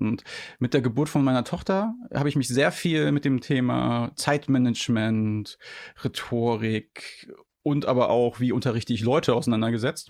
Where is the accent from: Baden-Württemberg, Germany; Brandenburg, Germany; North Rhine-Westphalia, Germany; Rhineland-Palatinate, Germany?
Rhineland-Palatinate, Germany; moved away; ich komme ja ursprünglich aus Rheinland-Pfalz